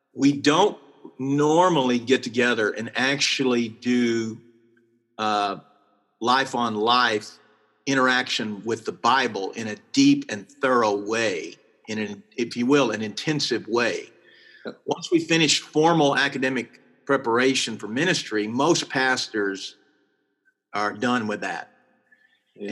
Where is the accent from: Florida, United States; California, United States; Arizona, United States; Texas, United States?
Texas, United States; I'm from Texas